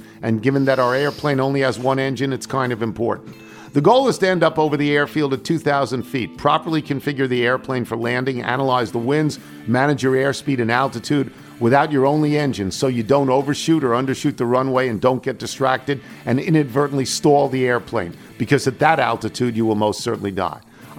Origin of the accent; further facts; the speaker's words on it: Baltimore, Maryland, United States; now in Dana Point, United States; retired in beautiful Dana Point, California, a beach town halfway between L.A. and San Diego, but I grew up in Baltimore.